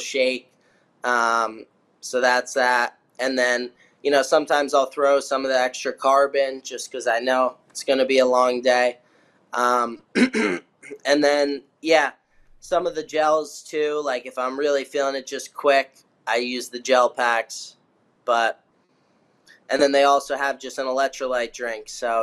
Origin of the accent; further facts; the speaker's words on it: New Jersey, United States; I was from Jersey.